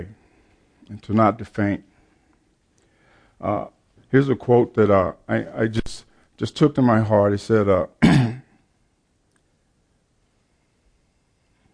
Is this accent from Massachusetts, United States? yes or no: no; Chicago, Illinois, United States; I grew up in the Baptist Church, Chicago